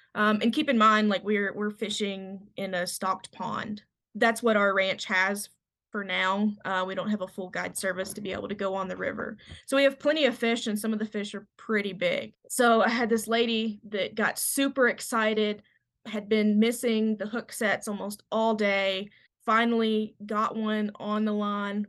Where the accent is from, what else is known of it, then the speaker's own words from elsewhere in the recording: Kentucky, United States; moved away as an adult; now in Montana, United States; I'm from Kentucky